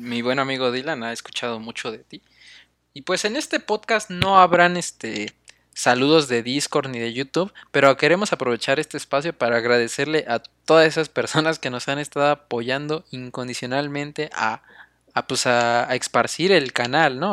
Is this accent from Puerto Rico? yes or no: no; Mexico; Nosotros como mexicanos